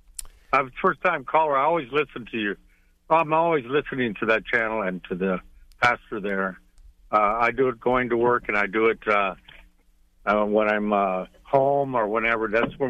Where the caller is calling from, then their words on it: Vega, Texas, United States; Vega, Texas.